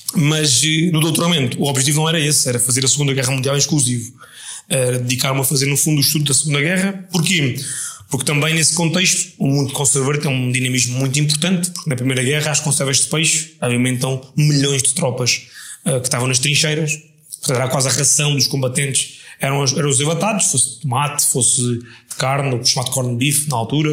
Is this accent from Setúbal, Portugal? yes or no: yes; Setúbal, Portugal; tem muita essa ligação umbilical ao sítio onde nasci